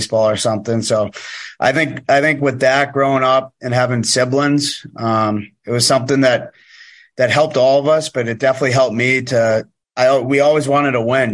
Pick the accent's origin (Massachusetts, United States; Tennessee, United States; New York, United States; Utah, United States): Massachusetts, United States; Weymouth; moved away; I'm from just south of Boston in Massachusetts, Weymouth, Massachusetts.